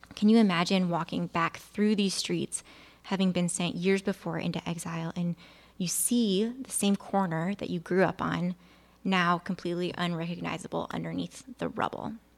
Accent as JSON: {"language": "English", "region": "Illinois", "country": "United States", "tie": "born or raised there", "said": "I grew up in Illinois, where as a kid, you learn about the Chicago fire"}